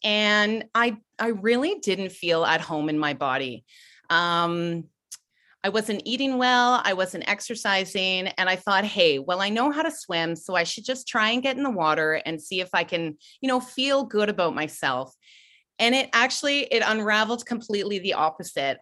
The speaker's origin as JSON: {"language": "English", "region": "Ontario", "country": "Canada", "moved": "yes", "said": "I'm originally from Ontario. I grew up swimming"}